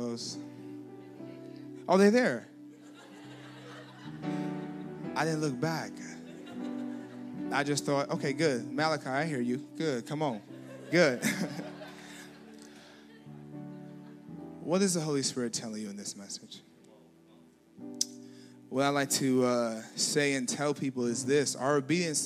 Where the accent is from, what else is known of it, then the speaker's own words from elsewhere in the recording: Nigeria; I'm Nigerian now. I'm not a Ruski